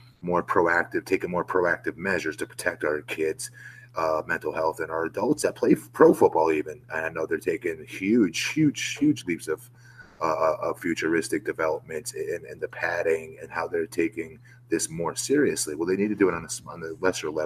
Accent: Longwood, Florida, United States; my hometown of Longwood, Florida.

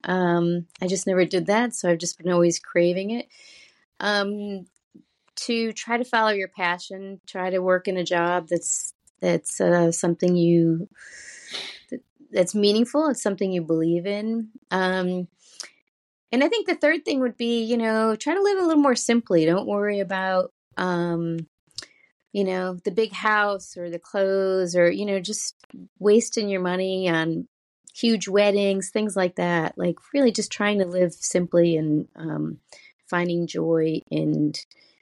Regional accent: Buffalo, New York, United States; moved away as an adult; also born or lived in Syracuse, New York; now in Baltimore, United States; I grew up just outside of Buffalo, a small suburb, basically white Christian suburb

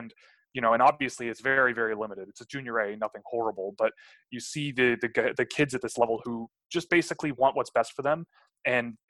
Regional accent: Toronto, Ontario, Canada; I grew up in Toronto

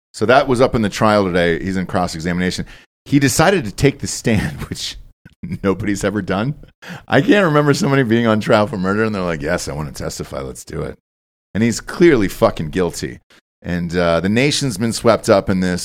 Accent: Georgia, United States; moved away as an adult; also born or lived in North Carolina / Los Angeles; I grew up in Georgia my entire life

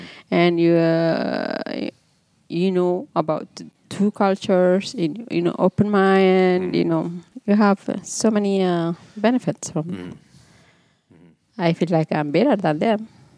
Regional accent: Yemen; now in Minnesota, United States; I say, we are Yemenis.

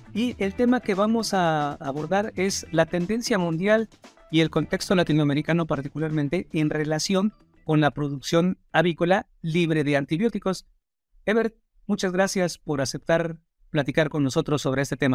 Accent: Mexico

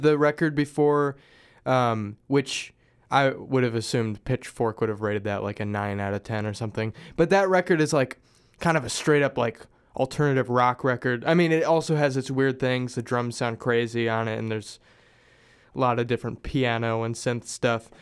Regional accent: Springfield, Missouri, United States; moved away; I'm originally from Springfield, Missouri

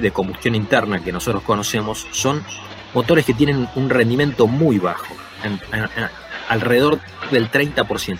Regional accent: Argentina; somos nosotros, es Argentina

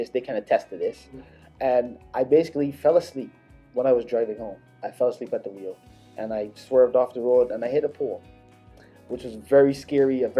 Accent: Barbados; moved away; I was born in Barbados, born and raised

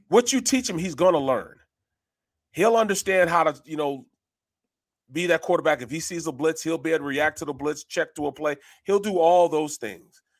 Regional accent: St. Louis, Missouri, United States; moved away; I'm from Saint Louis

